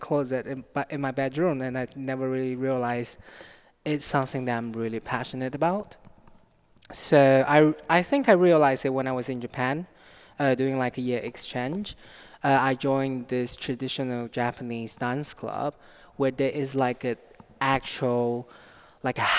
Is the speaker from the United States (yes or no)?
no; Nanning, Guangxi, China; moved away as an adult; now in United Kingdom; I was born in China, South China, a small city called Nanning